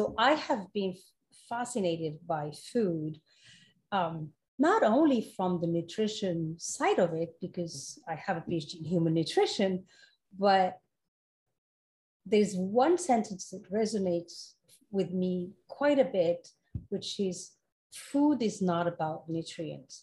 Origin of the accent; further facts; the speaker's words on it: Morocco; moved away as an adult; also born or lived in France / Europe; now in United States; I was born and raised in Morocco, and then I moved to France for college and then spent 24 years in Europe and then moved to the US 10 years ago.